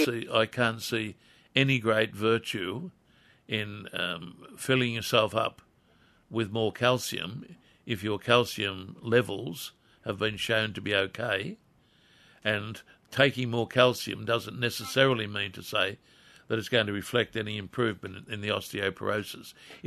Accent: Wallsend, North East England, United Kingdom; When I was a very young person, that's a long time ago, Jane, growing up in Crest Road, Wall's End, I can remember Friday night being given a preparation of cod liver oil

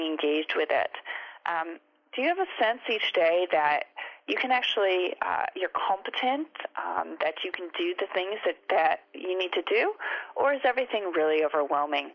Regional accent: United States; now in Australia; I'm from America and then I've been living here in Australia

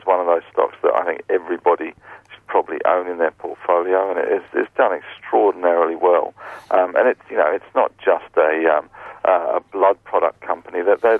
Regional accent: Australia; Yeah, I'm Australian, not too, Stephen.

